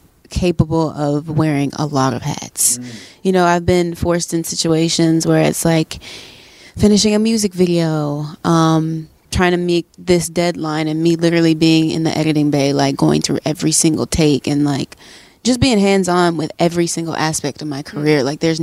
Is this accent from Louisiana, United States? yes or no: yes; New Orleans, Louisiana, United States; also born or lived in Atlanta / Texas; I was born in Atlanta. I moved probably to New Orleans around like a few months.